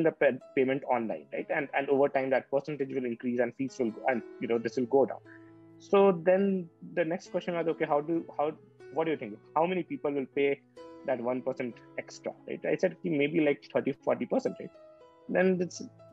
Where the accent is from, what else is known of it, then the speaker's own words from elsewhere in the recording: Patna, Bihar, India; I'm from Patna, Bihar